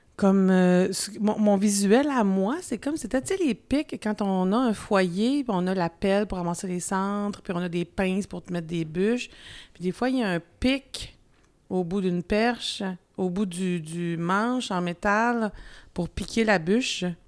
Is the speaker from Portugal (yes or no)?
no; Quebec, Canada; accent: Québécois; j'ai un accent quand même encore québécois